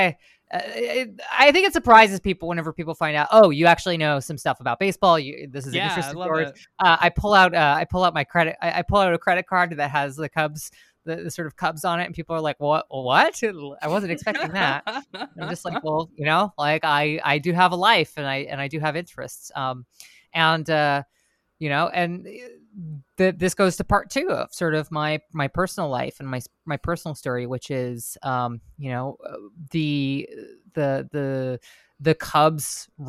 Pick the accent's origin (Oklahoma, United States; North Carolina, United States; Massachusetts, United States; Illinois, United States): Oklahoma, United States; moved away; also born or lived in United Kingdom; I grew up in Oklahoma.